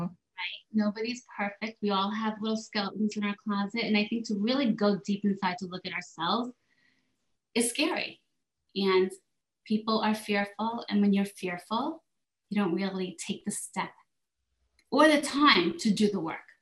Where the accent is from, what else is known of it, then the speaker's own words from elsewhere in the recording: South Korea; moved away; I was raised in South Korea. My mother's Korean